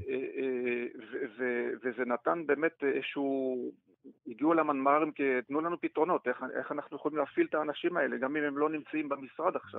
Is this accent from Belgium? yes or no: yes; Belgium; Hebrew is a second language; moved away as an adult; now in Israel; עולה חדש מ-, מבלגיה, עליתי לארץ